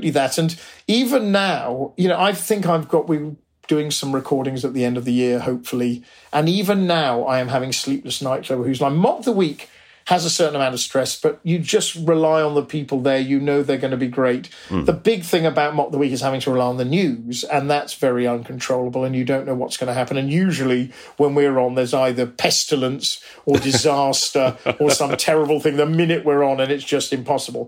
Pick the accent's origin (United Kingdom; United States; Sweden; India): United Kingdom; Oxford, South East England; we grew up in Oxford